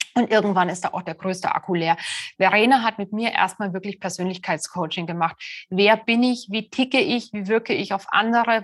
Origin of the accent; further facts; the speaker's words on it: Germany; bei uns in Deutschland